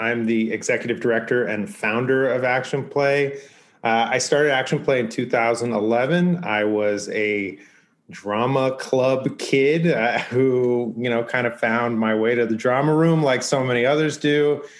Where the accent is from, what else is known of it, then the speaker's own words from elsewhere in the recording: Los Angeles, California, United States; I grew up in Los Angeles. I grew up in the ye old San Fernando Valley.